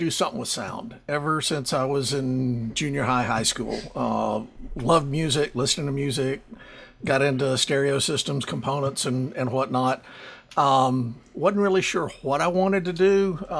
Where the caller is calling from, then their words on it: Gastonia, North Carolina, United States; I'm right outside of Charlotte, North Carolina, in beautiful downtown Gastonia.